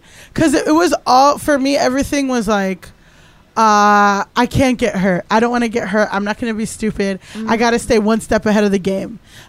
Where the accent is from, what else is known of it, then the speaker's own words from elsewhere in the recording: Miami, Florida, United States; I grew up in Miami. Primarily black, Latino, like mixed, like very Latin.